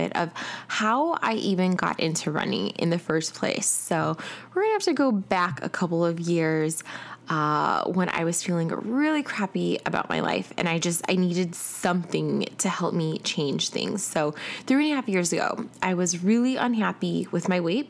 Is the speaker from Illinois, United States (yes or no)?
yes; Chicago, Illinois, United States; now in Atlanta, United States; I am originally from Chicago, and I currently live in Atlanta